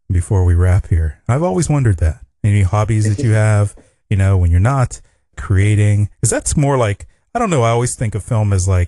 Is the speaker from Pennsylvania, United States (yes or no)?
yes; Pittsburgh, Pennsylvania, United States; moved away as an adult; now in Los Angeles, United States; I'm actually from the eastern part of the United States in Pennsylvania, Pittsburgh, Pennsylvania